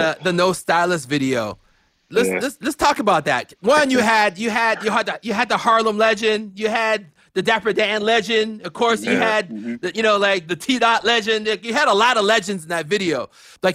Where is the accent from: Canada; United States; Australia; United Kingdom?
Canada; Toronto, Ontario; when we were growing up, I am Canadian